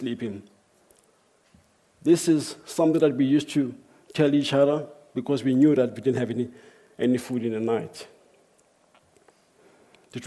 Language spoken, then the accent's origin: English; South Africa; I grew up in South Africa.